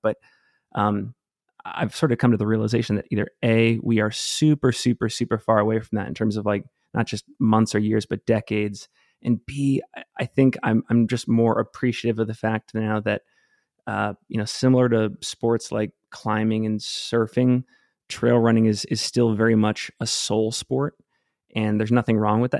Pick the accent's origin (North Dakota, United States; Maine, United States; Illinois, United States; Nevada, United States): Maine, United States; Cape Elizabeth; moved away as an adult; now in Salt Lake City, United States; I grew up outside of Portland, Maine, lived there for almost fifteen years, uh, in a place called Cape Elizabeth